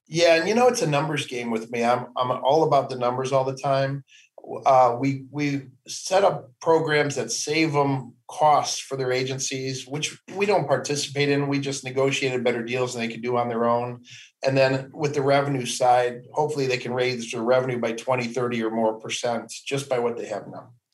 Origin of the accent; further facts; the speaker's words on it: Cleveland, Ohio, United States; I grew up in Cleveland, Ohio, just east of Cleveland, about 20 mm-hmm. miles